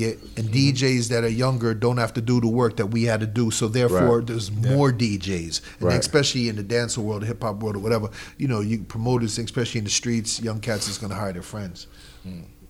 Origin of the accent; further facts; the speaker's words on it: New York, United States; as a New Yorker